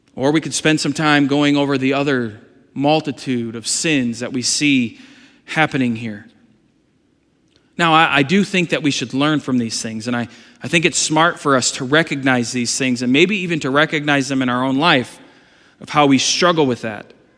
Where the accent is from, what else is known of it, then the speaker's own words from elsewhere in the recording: United States; Am I American? Yes